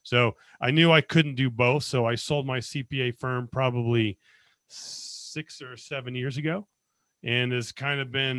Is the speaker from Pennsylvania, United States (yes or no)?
no; Las Vegas, Nevada, United States; I was born and raised in Las Vegas, went to the Army out of high school and got a degree in accounting.